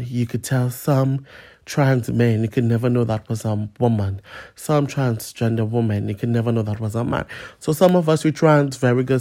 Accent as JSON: {"language": "English", "country": "Trinidad & Tobago", "moved": "yes", "lives_now": "London, United Kingdom", "said": "I'm a migrant from Trinidad and Tobago, or originally from Trinidad and Tobago"}